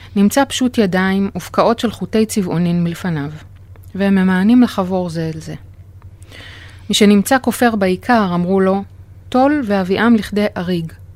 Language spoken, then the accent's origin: Hebrew; Safed, Northern District, Israel; נולדתי וגדלתי בצפת